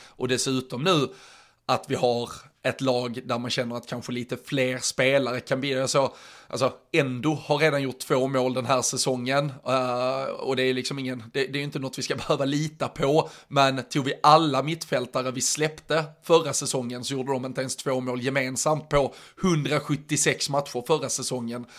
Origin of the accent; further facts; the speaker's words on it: Skåne, Sweden; som skåning